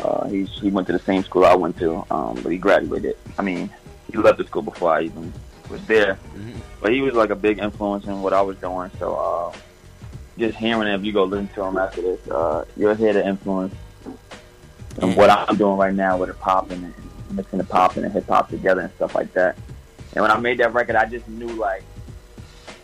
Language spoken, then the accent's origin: English; New York City, New York, United States; I'm from Far Rock